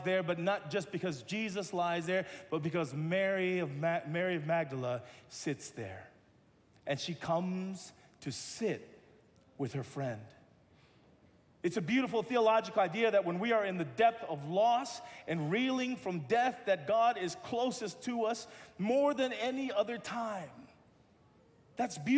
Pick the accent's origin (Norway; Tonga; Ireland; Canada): Tonga; now in Los Angeles, United States; I'm Tongan